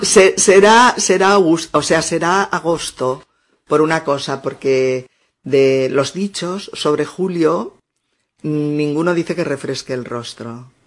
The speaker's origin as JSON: {"language": "Spanish", "region": "Castilla-La Mancha", "country": "Spain", "tie": "born or raised there", "said": "mi pueblo cuando yo era pequeña en La Mancha"}